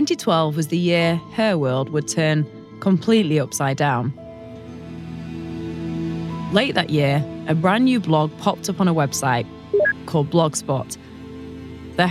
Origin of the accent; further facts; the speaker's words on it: United Kingdom; my home country